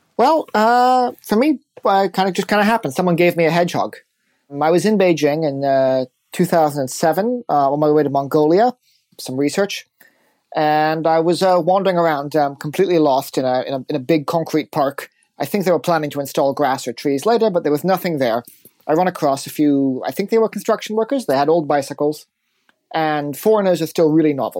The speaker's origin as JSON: {"language": "English", "region": "California", "country": "United States", "moved": "yes", "said": "I come from California."}